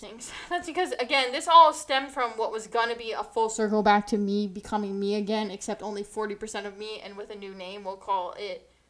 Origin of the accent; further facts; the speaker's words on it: New Jersey, United States; New Jersey